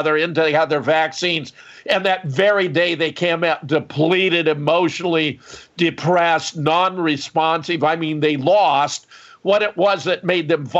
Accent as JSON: {"language": "English", "town": "Pasadena", "region": "California", "country": "United States", "tie": "born or raised there", "said": "I was born in California. I was born in Pasadena. I grew up in Southern California"}